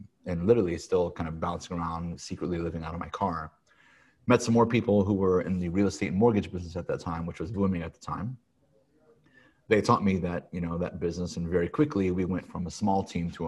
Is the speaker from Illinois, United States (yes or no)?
yes; Peoria, Illinois, United States; moved away as an adult; also born or lived in Chicago, Illinois; now in California, United States; I was born and raised in Peoria, Illinois